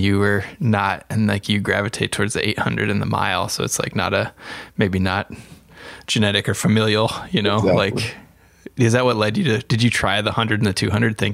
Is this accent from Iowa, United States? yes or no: yes; Iowa, United States; I was able to go to the Drake Relays, which is in my home state